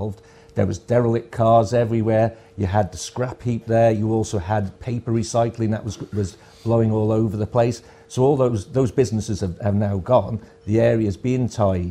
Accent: Port St Mary, Isle of Man; also born or lived in Ballasalla; I was brought up in Port St Mary's

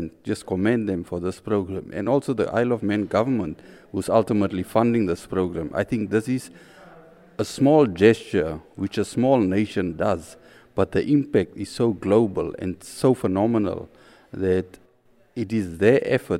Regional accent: Windhoek, Khomas, Namibia; I'm from Windhoek, Namibia, which is a small country in Africa

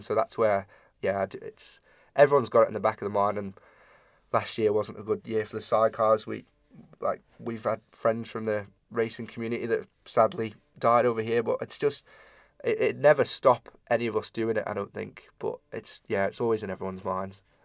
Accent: Ramsey, Isle of Man; we're from Ramsey

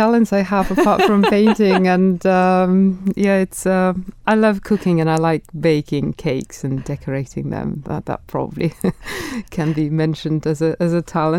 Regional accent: Russia; accent: Russian; English is a second language; without a strong Russian accent. I know it's there, but people don't always guess I'm from Russia. They think I'm Swedish or Scandinavian, mm-hmm. but they don't necessarily think I'm Russian when they speak to me.

